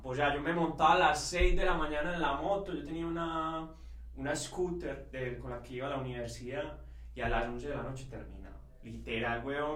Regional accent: Envigado, Antioquia, Colombia; Nosotros somos de Envigado

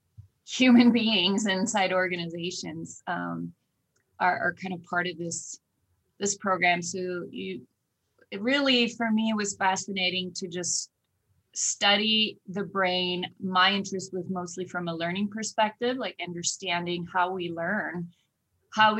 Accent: Oslo, Norway; moved away as an adult; also born or lived in Oklahoma; now in United States; I grew up and born and raised in Oslo, Norway

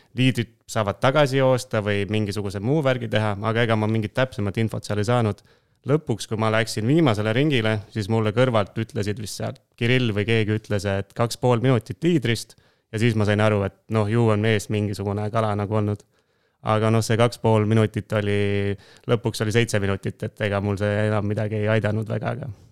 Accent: Tooma, Jõgeva County, Estonia; pärit olen Jõgevamaalt, sellisest väikesest kohast nagu Tooma

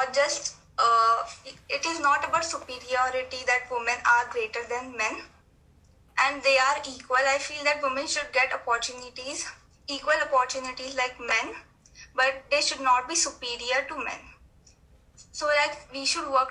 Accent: India; I'm from India

